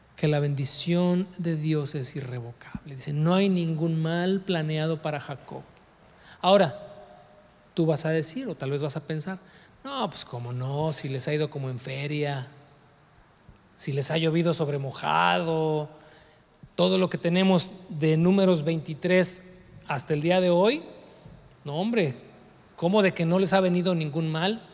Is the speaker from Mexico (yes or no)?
yes; Mexico; somos mexicanos y que el nopal en la frente